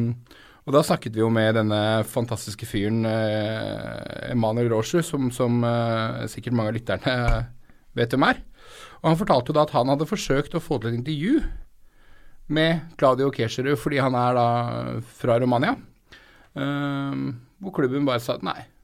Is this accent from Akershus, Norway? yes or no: yes; Romerike, Akershus, Norway; jeg vokste opp på Romerike